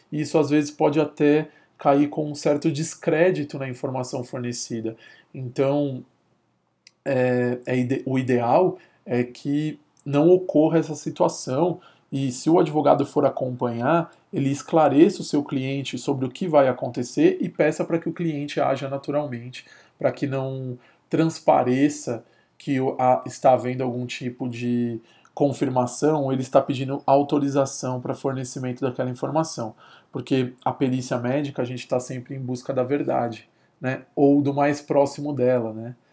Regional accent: São Paulo, Brazil; porque eu sou aqui de São Paulo

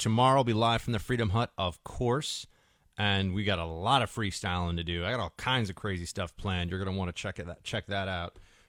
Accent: New York City, New York, United States; I grew up here in New York City.

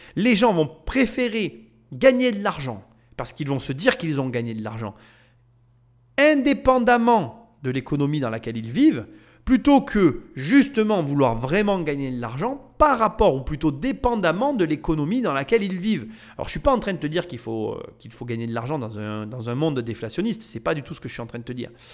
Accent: Nîmes, Occitania, France; je viens de la ville de Nîmes

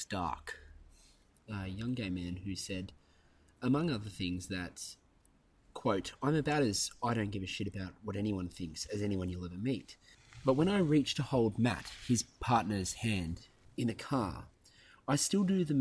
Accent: Central Coast, New South Wales, Australia; I'm Bogan from the Central Coast

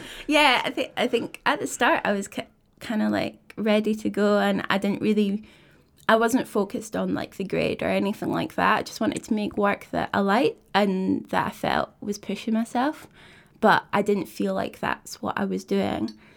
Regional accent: Kirkcaldy, Scotland, United Kingdom; also born or lived in Dundee; I grew up in Kirkcaldy, um, so it's a wee, wee coastal town

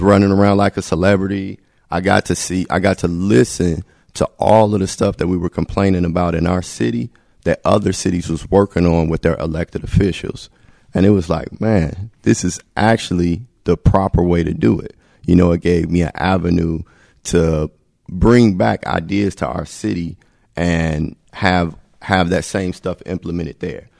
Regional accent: Gary, Indiana, United States; I'm from Gary

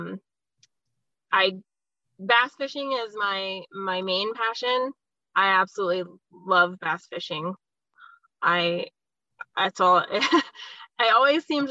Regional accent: Las Vegas, Nevada, United States; I'm a native Las Vegan. I was born here in Las Vegas, Nevada. I lived here my whole life, born and raised

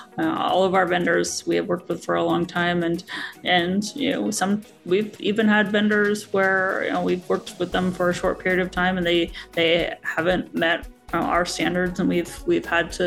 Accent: Pacific Northwest, Washington, United States; I was born and raised here and love the Pacific Northwest

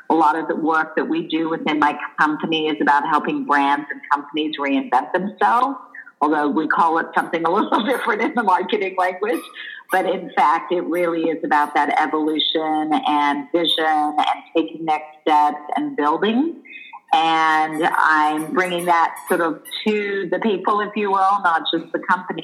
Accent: Australia; moved away; also born or lived in Israel / Los Angeles, United States; I grew up in Australia. I lived in Israel and moved to LA as a teenager.

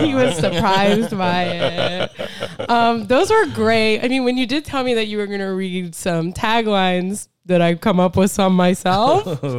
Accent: South Florida, United States; moved away; we are both from South Florida.

